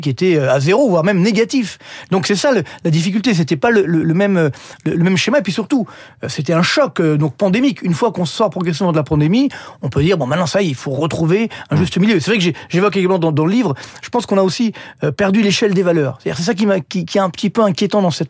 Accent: France; chez nous en France

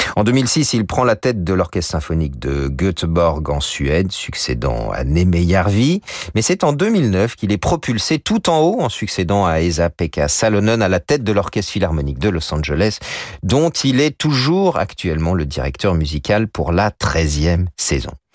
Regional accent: France; chez nous en France

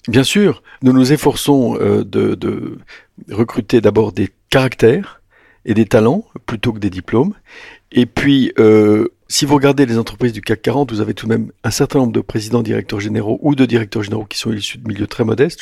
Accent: France; j'habitais la province, je suis venu à Paris

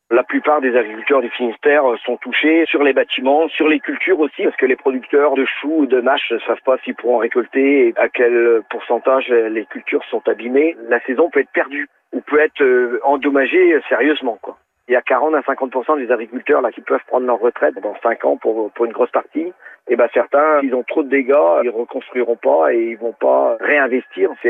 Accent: Senegal; now in Paris, France; Sénégal. Je suis arrivé à Paris en 2015.

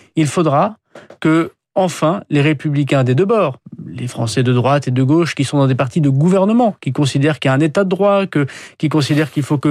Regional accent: France; nous, les Français

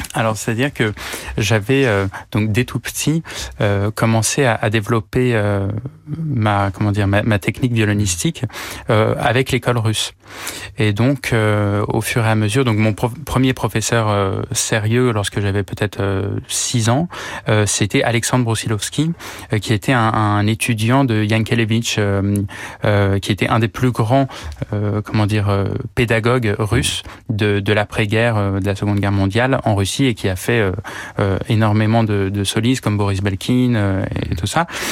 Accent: Paris, Île-de-France, France; je suis né à Paris euh, de parents flûtistes

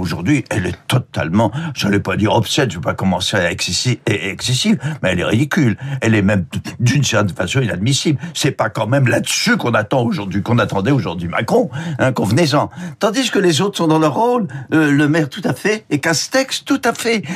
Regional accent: the Nord, Hauts-de-France, France; je suis du Nord

